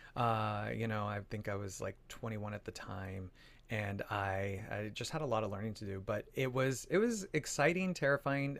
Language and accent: English; Phoenix, Arizona, United States; moved away; also born or lived in New York; I'm originally from Arizona, from Phoenix, Arizona